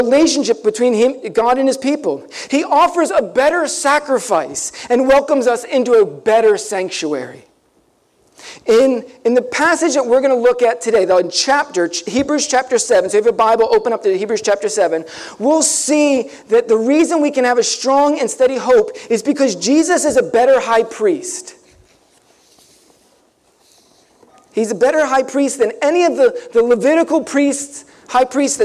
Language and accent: English; Ocean City, New Jersey, United States; I grew up down near Ocean City.